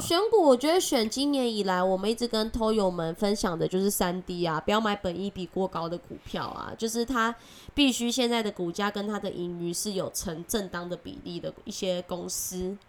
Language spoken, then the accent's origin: Chinese; Taiwan; accent: Taiwanese Mandarin; 我是台湾国语界最正的俏妞